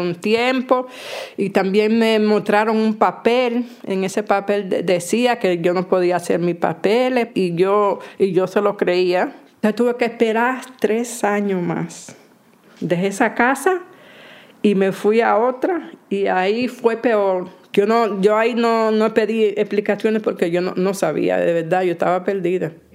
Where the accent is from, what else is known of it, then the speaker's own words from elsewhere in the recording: Dominican Republic; moved away as an adult; also born or lived in Carabanchel, Madrid, Spain; now in Madrid, Spain; vengo de República Dominicana